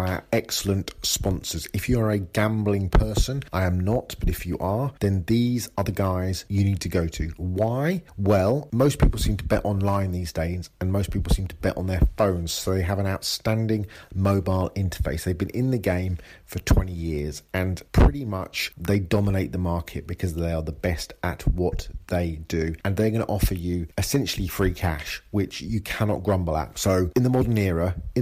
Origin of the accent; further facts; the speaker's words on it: England, United Kingdom; I'm English.